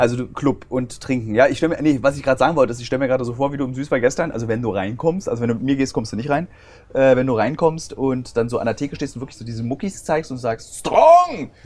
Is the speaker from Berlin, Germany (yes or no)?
yes; Berlin, Germany; Ich als Berliner habe nichts gegen Zugezogene. Meine Heimatstadt Berlin